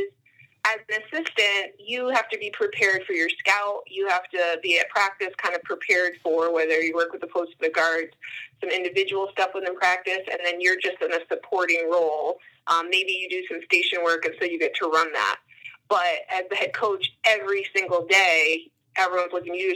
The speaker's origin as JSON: {"language": "English", "region": "Massachusetts", "country": "United States", "also_born_or_lived": "Denver / Minnesota", "moved": "as an adult", "lives_now": "Boston, United States", "said": "I'm from Massachusetts, so I had gone to college an hour and a half from home"}